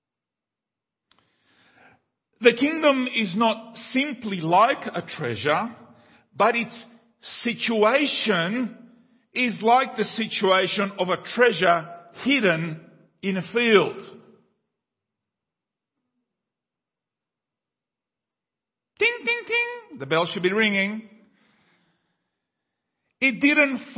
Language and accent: English; Paraguay; Paraguay has been, the country where I was born in South America